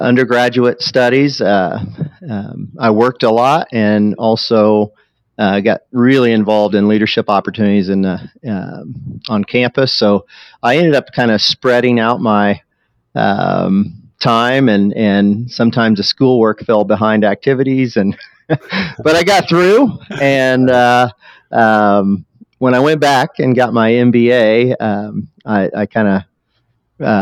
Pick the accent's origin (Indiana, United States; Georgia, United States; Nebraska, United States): Indiana, United States; Muncie; I am a Hoosier, born and raised right here in the great state of Indiana.